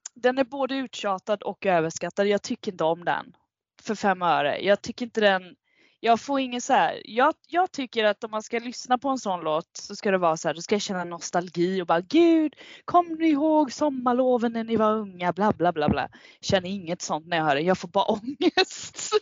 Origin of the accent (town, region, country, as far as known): Kalmar, Kalmar County, Sweden; born or raised there; now in Stockholm, Sweden